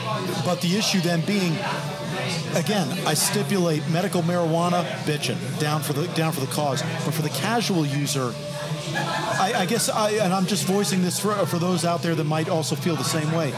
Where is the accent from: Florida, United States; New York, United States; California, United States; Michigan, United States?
New York, United States; New York City; My problem as a city kid, as a New Yorker, is